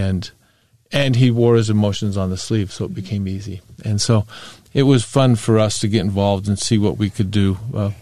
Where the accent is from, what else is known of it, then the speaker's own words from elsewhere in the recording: Bountiful, Utah, United States; I was born and raised in Bountiful. Went to Bountiful High School, went to the University of Utah